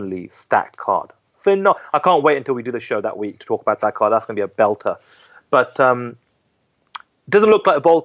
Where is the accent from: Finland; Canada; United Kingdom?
United Kingdom; As British journalists